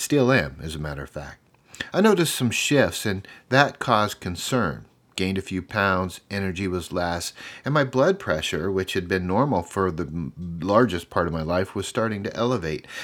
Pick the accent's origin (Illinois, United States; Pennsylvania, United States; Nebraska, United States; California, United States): Nebraska, United States; Omaha; opened up a clinic in my hometown in Omaha called Brain Health Nebraska